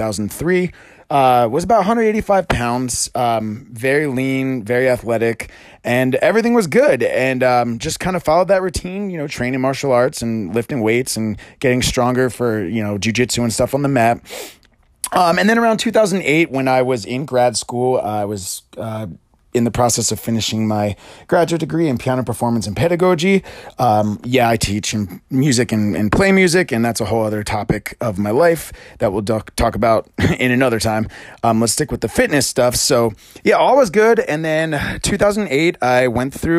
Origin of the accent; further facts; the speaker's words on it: Pennsylvania, United States; moved away as an adult; also born or lived in Princeton, New Jersey; I was born in Pennsylvania and played soccer, was athletic all throughout my life